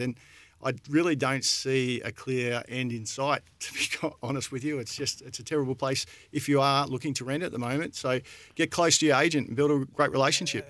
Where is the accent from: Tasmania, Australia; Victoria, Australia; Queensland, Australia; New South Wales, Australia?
Victoria, Australia; Alexandra; moved away; I'm born and bred in Alexandra